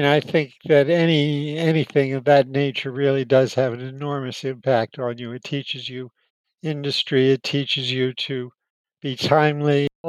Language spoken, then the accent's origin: English; Miami Beach, Florida, United States; Well, everything was really idyllic. It's not like Miami Beach today. It was just a small town. And my father owned one of the little hotels that now is so popular in South Beach.